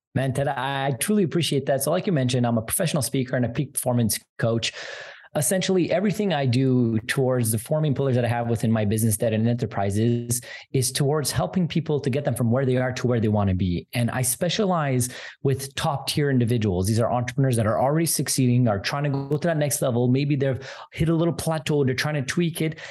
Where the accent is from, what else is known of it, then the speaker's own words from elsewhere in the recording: Montreal, Quebec, Canada; I'm from Canada